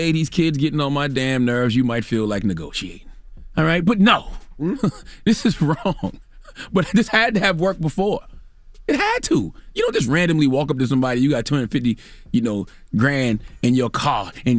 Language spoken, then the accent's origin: English; Moncks Corner, South Carolina, United States; I'm from Monk's Corner, South Carolina. Dropping the clues, bombs from Monk's Corner, all right? In the country, we call it carrying someone else's churn on your taxes, all right?